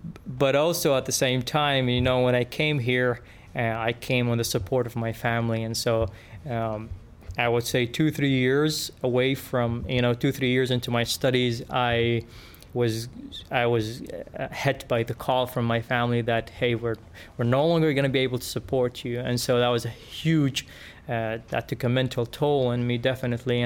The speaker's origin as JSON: {"language": "English", "country": "Yemen", "tie": "born or raised there", "second_language": "English", "moved": "as an adult", "lives_now": "Springfield, United States", "said": "I was born and raised in Yemen."}